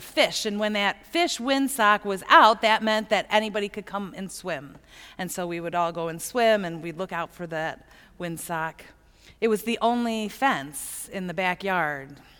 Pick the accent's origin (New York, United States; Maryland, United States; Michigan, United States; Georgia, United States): Michigan, United States; Plymouth; I grew up in Plymouth